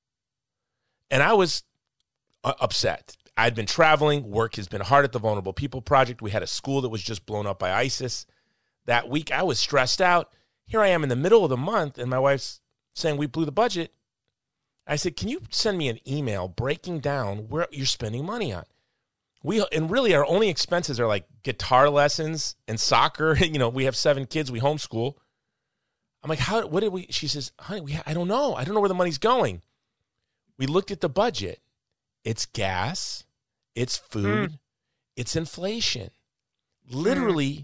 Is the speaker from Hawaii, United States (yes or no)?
yes; Hawaii, United States; I'm from Hawaii.